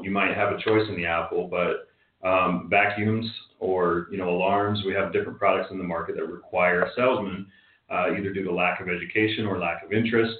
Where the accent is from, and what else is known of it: Park City, Utah, United States